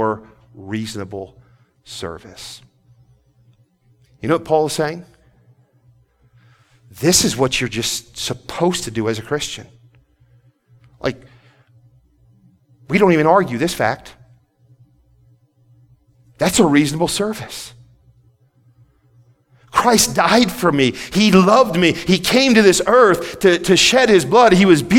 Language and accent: English; Port Huron, Michigan, United States; moved away; I grew up, I was born in Port Huron, Michigan, and lived there a few years.